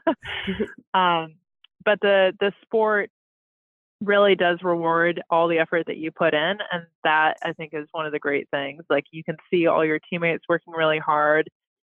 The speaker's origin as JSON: {"language": "English", "town": "Ann Arbor", "region": "Michigan", "country": "United States", "tie": "born or raised there", "said": "I'm from Michigan, from Ann Arbor, Michigan, and we happen to have our public high school had a rowing team"}